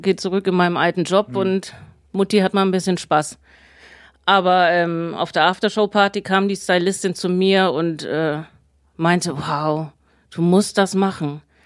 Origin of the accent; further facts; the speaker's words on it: Braunschweig, Lower Saxony, Germany; Ich bin aus Braunschweig, 36 Jahre alt